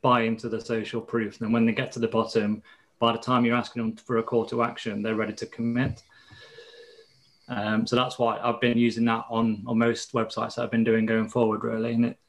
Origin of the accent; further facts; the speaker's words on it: East Midlands, United Kingdom; Leicestershire in the UK.